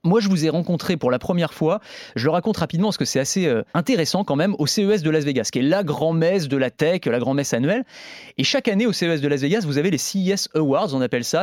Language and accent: French; France; Chez nous, en France